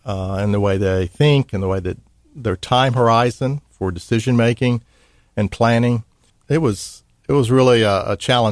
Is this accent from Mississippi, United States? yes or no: yes; Mississippi, United States; well, I'm from Mississippi, right?